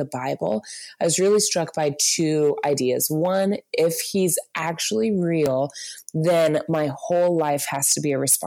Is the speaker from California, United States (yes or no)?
no; Virginia Beach, Virginia, United States; I grew up in Virginia Beach in just total suburbs and kind of beach town mix.